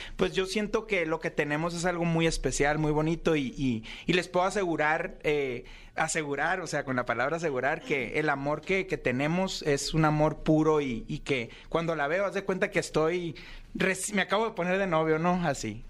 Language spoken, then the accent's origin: Spanish; Ciudad Obregón, Sonora, Mexico; yo soy de Ciudad Obregón, ¿no? Ahí trabajo, tenemos una carnicería